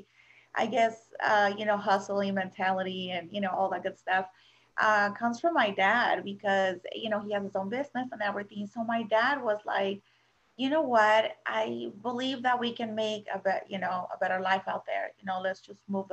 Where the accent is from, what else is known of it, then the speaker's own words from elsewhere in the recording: Mexico City, Mexico; now in United States; I was born and raised in Mexico City